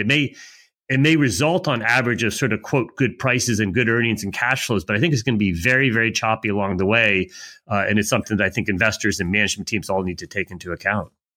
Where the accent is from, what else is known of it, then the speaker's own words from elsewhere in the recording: United States; I'm an American